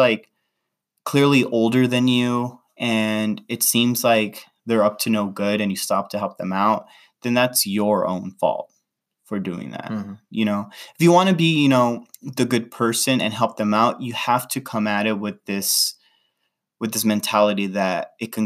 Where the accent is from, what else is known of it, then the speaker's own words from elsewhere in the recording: Los Angeles, California, United States; I was in LA, in my hometown where I grew up